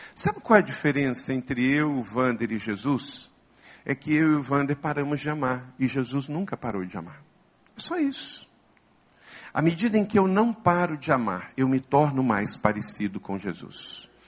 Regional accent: Macaé, Rio de Janeiro, Brazil; Eu sou nascido no estado do Rio, portanto eu sou fluminense. Eu nasci em Macaé, eu sou papagoiaba

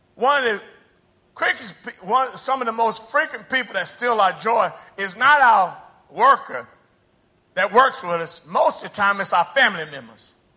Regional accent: United States; moved away as an adult; now in Brazil; I'm a missionary. I'm not from Brazil. I'm from the United States

